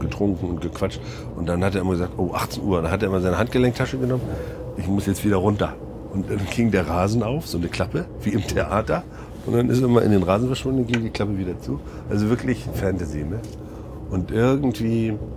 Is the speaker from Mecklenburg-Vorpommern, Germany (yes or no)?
yes; Mecklenburg-Vorpommern, Germany; now in Hamburg, Germany; Mecklenburg ist auf jeden Fall meine Herkunft und da, da stehe ich auch total gerne zu